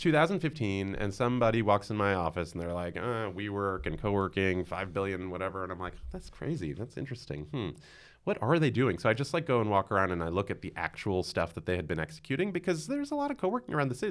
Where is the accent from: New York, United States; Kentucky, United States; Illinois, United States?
New York, United States; New York City; I'm born and raised in Queens, and I still live in Queens in Long Island City